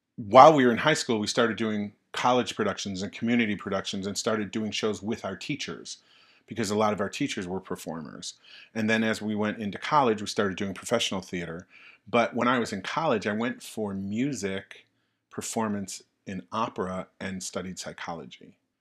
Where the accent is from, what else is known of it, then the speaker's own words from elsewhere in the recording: Tonawanda, New York, United States; the town of Tonawanda. New York, yeah, where I'm from